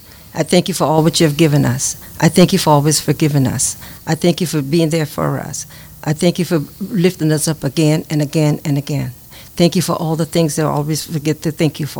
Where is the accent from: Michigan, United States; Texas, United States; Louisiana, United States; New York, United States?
Louisiana, United States; Grand Coteau; I was living in Grand Coteau, Louisiana. I was born in Grand Coteau